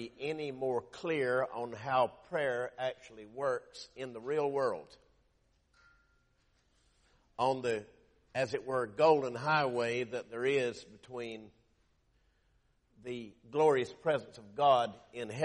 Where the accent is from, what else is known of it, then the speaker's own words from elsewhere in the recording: Lumberton, North Carolina, United States; my hometown of Lumberton, North Carolina